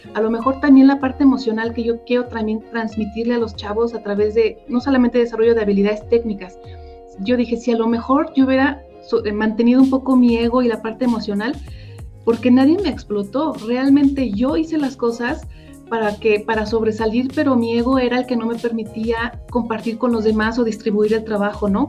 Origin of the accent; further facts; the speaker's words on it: State of Mexico, Mexico; yo soy del Estado de México